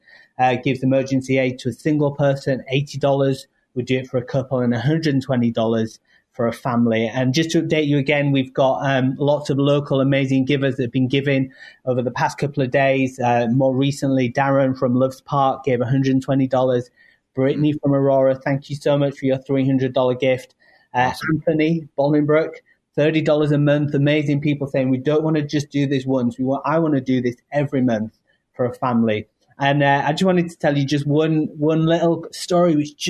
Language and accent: English; United Kingdom; now in United States; You might hear my accent. Yes, originally from the UK, but now living in this amazing nation